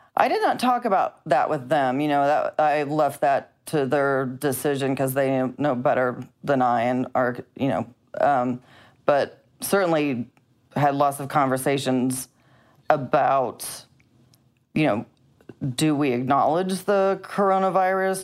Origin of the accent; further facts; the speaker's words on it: Missouri, United States; moved away; I'm from Missouri.